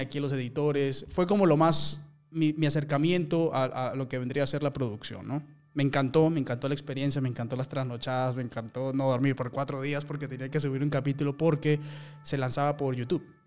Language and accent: Spanish; Peru; moved away as an adult; also born or lived in Colombia / United States; peruano. comencé mi carrera ya hace 12 años en Colombia. Soy de Perú